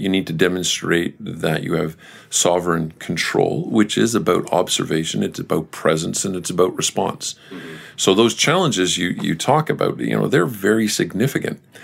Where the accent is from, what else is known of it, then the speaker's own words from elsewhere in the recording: Canada; We as Canadians